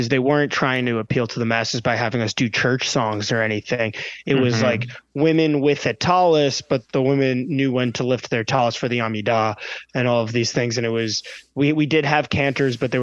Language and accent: English; New York City, New York, United States; I grew up in the Park Slope area of Brooklyn